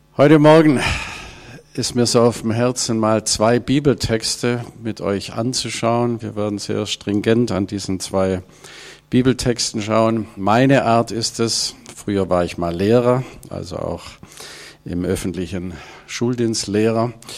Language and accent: German; Ravensburg, Baden-Württemberg, Germany; moved away as an adult; now in Hanover area, Germany; Ich komme ursprünglich aus Ravensburg, aus dieser Gegend, Oberschwaben, bin da aufgewachsen und habe über 60 Jahre meines Lebens dort verbracht